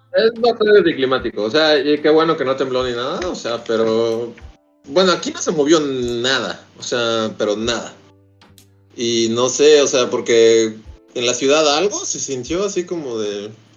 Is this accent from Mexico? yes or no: yes; Mexico City, Mexico; moved away as an adult; Yo llevo siendo chilango toda mi vida